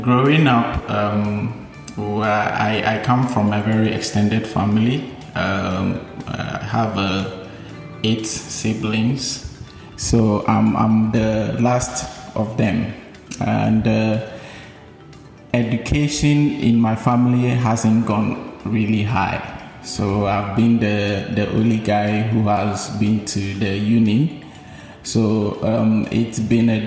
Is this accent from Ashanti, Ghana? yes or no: yes; Ashanti, Ghana; now in Tema, Ghana; I grew up in two geographical locations. Initially, I was raised in the Ashanti region